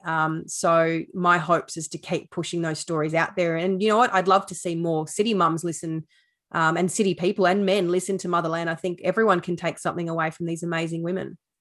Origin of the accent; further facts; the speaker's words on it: Sydney, New South Wales, Australia; moved away as an adult; now in Tasmania, Australia; I grew up in Sydney